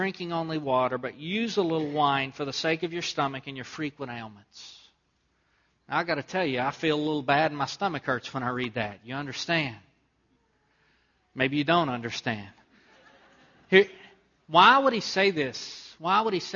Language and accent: English; Southeast Texas, United States; moved away; where I grew up in Southeast Texas